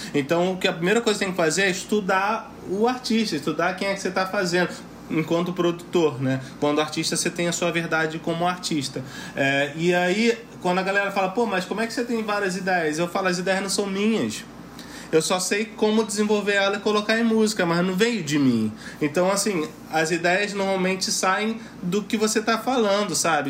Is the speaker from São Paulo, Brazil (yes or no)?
no; Rio de Janeiro, Brazil; Eu sou de Bangu, sou de Cubanidade.